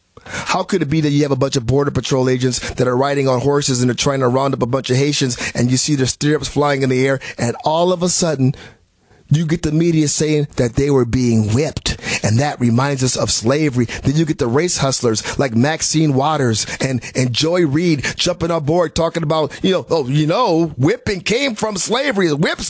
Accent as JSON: {"language": "English", "town": "Milwaukee", "region": "Wisconsin", "country": "United States", "said": "I'm from Milwaukee, Wisconsin originally."}